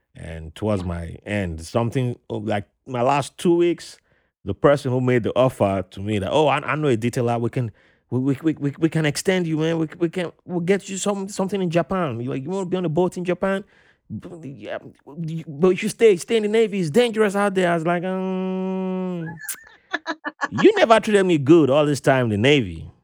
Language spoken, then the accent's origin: English; Nigeria; I'm from the Riverine tribe in Nigeria